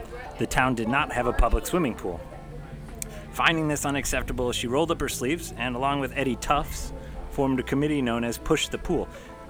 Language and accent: English; Oklahoma, United States; born there; also born or lived in Chicago; I went to school on the East Coast, but I was born in Oklahoma where it was Coke. And then I lived in all around the Midwest